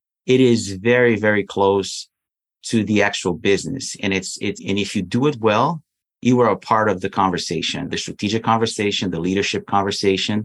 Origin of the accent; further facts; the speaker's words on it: Brazil; moved away as an adult; I'm originally from Brazil. So I was in Brazil